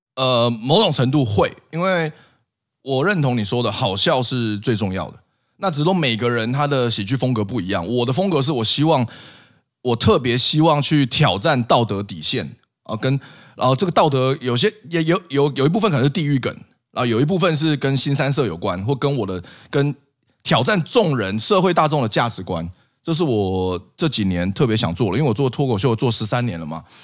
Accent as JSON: {"language": "Chinese", "region": "Taipei", "country": "Taiwan", "said": "我们台北人"}